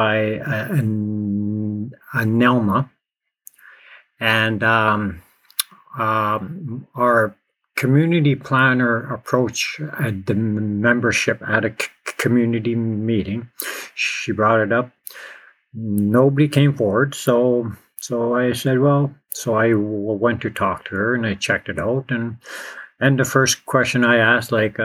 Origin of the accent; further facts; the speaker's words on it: Ontario, Canada; I'm from Azamwe in Anishinaabeg